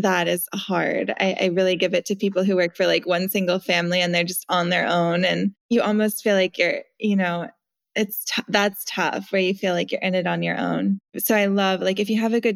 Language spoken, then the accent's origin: English; Montana, United States; now in San Francisco, United States; I grew up in Montana in a super small little town